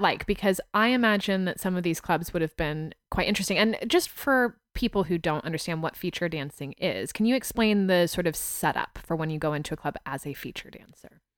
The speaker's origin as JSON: {"language": "English", "country": "United States", "also_born_or_lived": "United Kingdom", "accent": "American", "moved": "yes", "said": "my American accent in the U K served me very well."}